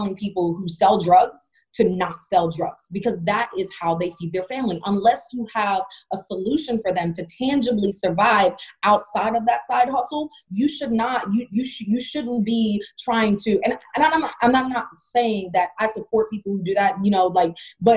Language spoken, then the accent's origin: English; Jamaica; also born or lived in Alaska; now in Pittsburgh, United States; I grew up in Jamaica